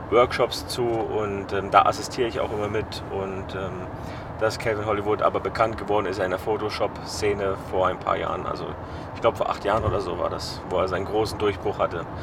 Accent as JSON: {"language": "German", "town": "Zermatt", "region": "Valais", "country": "Switzerland", "said": "Klar, ähm, Schweiz eignet sich natürlich perfekt, also gerade da, wo ich herkomme, äh, wo ich herkam, ähm, das war Zermatt, da habe ich gelebt, also landschaftlich sehr wunderschön."}